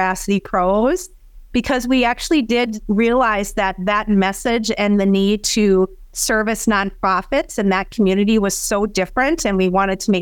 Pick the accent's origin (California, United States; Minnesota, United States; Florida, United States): Minnesota, United States; Granite Falls; I grew up in Granite Falls, Minnesota. So a very small farming community in southwestern Minnesota